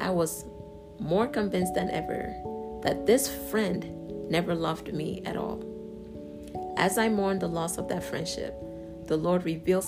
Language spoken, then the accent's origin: English; Yorubaland, Nigeria; our enthusiasm and pride in being Nigerian and Yoruba